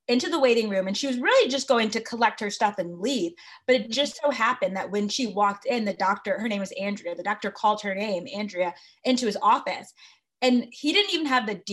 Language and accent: English; Connecticut, United States; I am from Connecticut